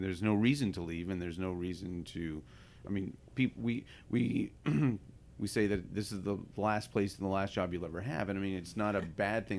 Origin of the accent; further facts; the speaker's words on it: Ottawa, Ontario, Canada; also born or lived in Ohio, United States; now in San Francisco, United States; I was uh, born in Ohio and raised in eastern Canada